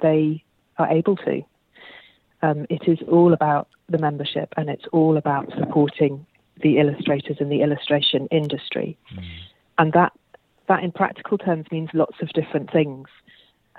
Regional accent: London, United Kingdom; moved away as an adult; also born or lived in Australia; So, I grew up in London, actually, where we moved away from London about 2 years ago, but otherwise, I was London born and bred

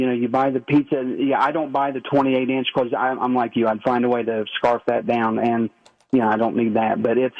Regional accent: Ironton, Ohio, United States; now in Milford, United States; I live in Milford right now, but I grew up in Ironton, Ohio, a little south of Portsmouth.

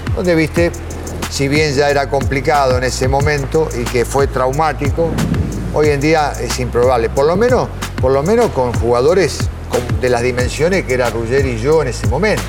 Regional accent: Tapiales, Buenos Aires Province, Argentina; yo nací en la capital, pero cuando nos mudamos fuimos a Tapiales. Y, bueno, fui a un club, Juvencia de Tapiales. Me crié ahí, de chiquitito

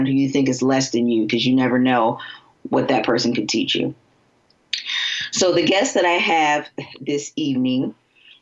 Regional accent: Florida, United States; now in Cincinnati, United States; I'm from Florida, and I'm currently practicing in Cincinnati, Ohio.

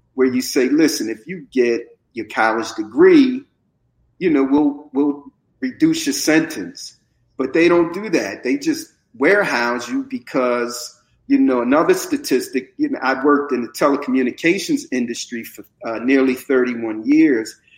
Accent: Camden, New Jersey, United States; also born or lived in North Philadelphia, Pennsylvania; I was born in West Oak, uh, Lane, that's the section of uh, North Philadelphia, but I was raised in Camden, and Camden is where my heart is

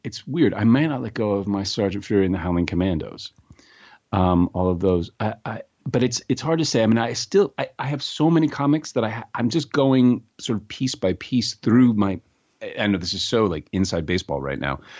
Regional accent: New York City, New York, United States; also born or lived in North Carolina; I grew up in New York City

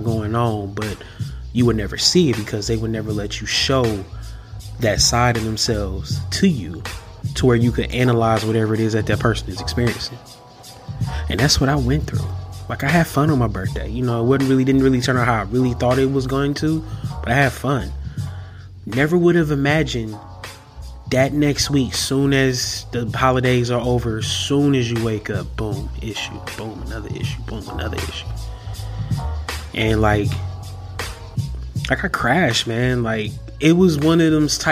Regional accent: Milwaukee, Wisconsin, United States; I'm from Milwaukee, Wisconsin.

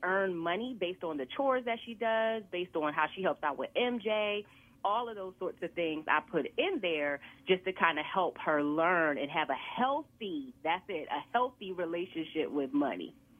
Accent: Aliquippa, Pennsylvania, United States; moved away as an adult; also born or lived in Philadelphia; I grew up in Aliquippa, small town outside of Pittsburgh

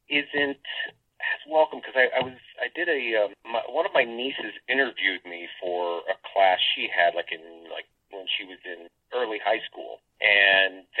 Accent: Lafayette, Indiana, United States; moved away; Originally, I'm from a small town, Lafayette, Indiana, which is in between like Indianapolis and Chicago

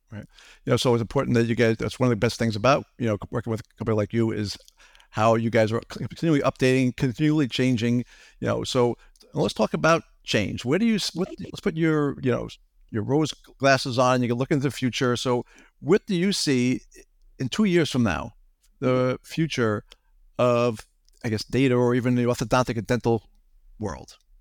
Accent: Long Island, New York, United States; I grew up in Long Island

